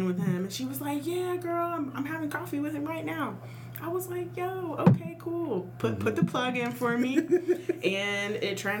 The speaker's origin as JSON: {"language": "English", "town": "Dallas", "region": "Texas", "country": "United States", "also_born_or_lived": "Cincinnati", "moved": "yes", "lives_now": "Memphis, United States", "said": "I am originally from Dallas, and then I moved to Cincinnati. So I was in Cincinnati for about 6 years, and I moved to Memphis from Cincinnati"}